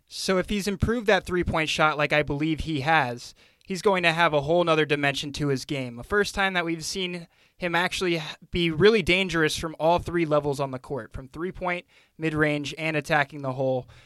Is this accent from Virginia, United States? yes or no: yes; Northern Virginia, United States; growing up in Northern Virginia